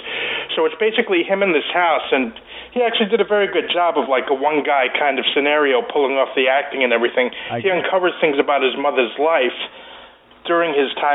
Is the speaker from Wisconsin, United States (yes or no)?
no; New York City, New York, United States; Growing up, I grew up in Queens